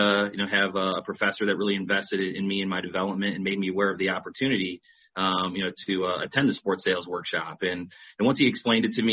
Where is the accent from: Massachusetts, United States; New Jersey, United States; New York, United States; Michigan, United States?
New York, United States; growing up in New York and coming from an Italian heritage